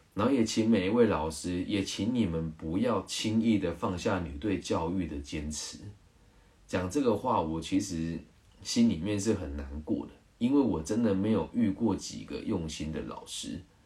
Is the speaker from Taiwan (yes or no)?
yes; Changhua County, Taiwan; 我们彰化人